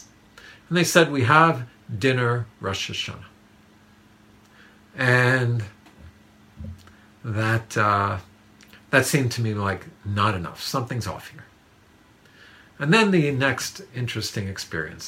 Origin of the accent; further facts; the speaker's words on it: New York City, New York, United States; Growing up in Manhattan